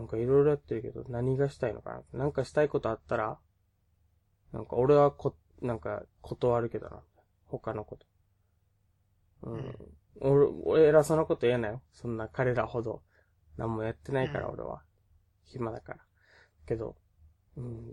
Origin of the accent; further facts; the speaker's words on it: Okinawa, Japan; 沖縄出身なので、まあ、方言出るかもしれないし